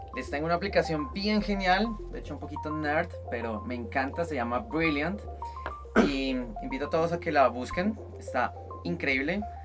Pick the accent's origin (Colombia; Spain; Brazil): Colombia; now in Mexico; yo como colombiano en Colombia